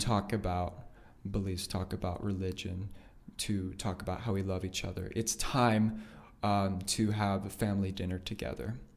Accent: Nampa, Idaho, United States; born, raised there, been there my entire life.

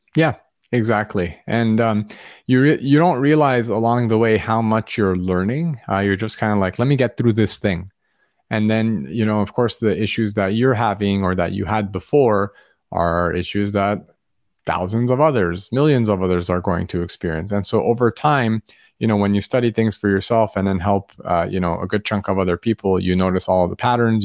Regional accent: Los Angeles, California, United States; where I grew up in Los Angeles

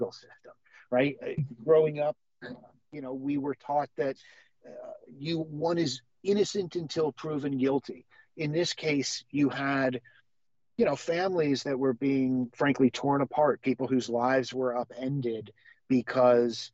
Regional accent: Vermont, United States; I grew up in Vermont. I moved here when I was 6 years old

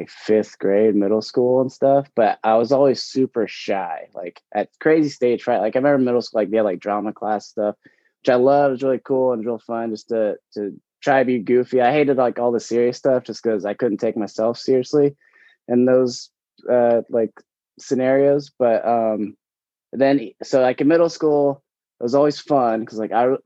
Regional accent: Oklahoma, United States; I grew up in Oklahoma

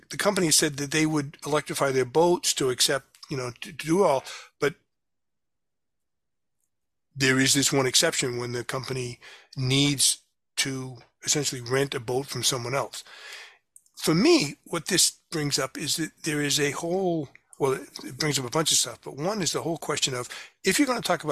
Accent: New Bedford, Massachusetts, United States; I grew up in New Bedford

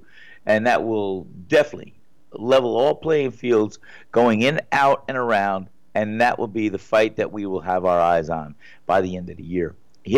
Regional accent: United States; I'm passionate about our culture being of Italian descent. Of course, I'm passionate about being an American. And here in the United States

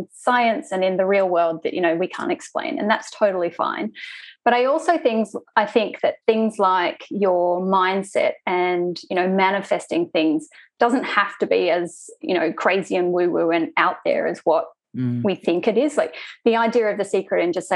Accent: Sydney, New South Wales, Australia; I am from Sydney, Australia.

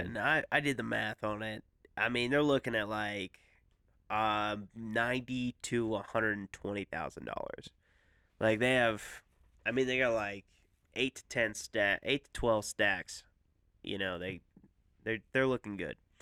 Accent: Colorado, United States; I'm from Colorado

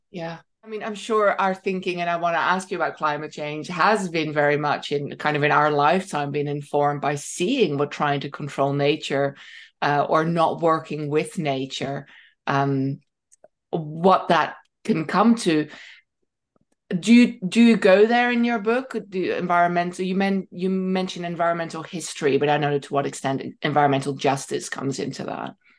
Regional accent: Netherlands; moved away; I'd studied growing up in Holland.

